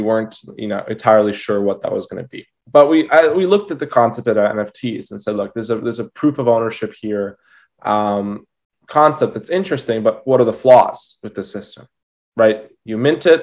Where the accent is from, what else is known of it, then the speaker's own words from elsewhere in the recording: Toronto, Ontario, Canada; I'm from Toronto, Canada